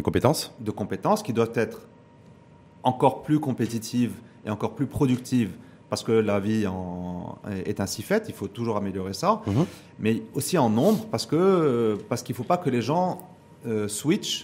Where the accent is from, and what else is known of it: Morocco